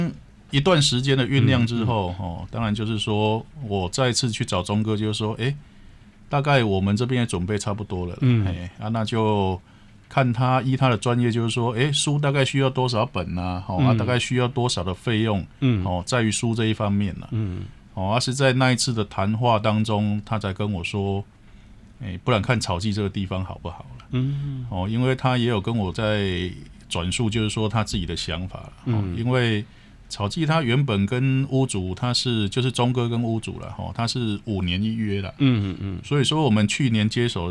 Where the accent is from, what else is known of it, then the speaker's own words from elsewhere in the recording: Taiwan; 我们台湾人